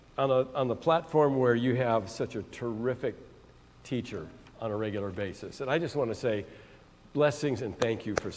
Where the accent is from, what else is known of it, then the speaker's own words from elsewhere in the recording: San Francisco Bay Area, California, United States; I'm from the San Francisco Bay Area. My parents, though, however, my father's family came from Belarus. My great-grandfather was murdered because he was a Jew.